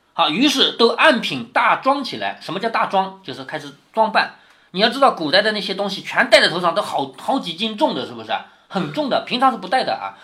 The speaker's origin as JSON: {"language": "Chinese", "country": "China", "said": "我们中国人一向都讲孝顺"}